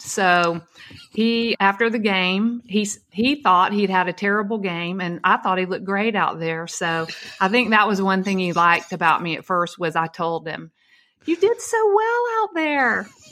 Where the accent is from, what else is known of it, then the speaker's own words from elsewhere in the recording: Atlanta, Georgia, United States; I grew up in Atlanta